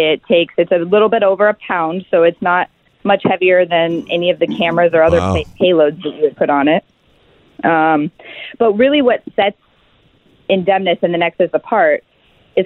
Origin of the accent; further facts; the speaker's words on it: Alaska, United States; we're six founders from Alaska.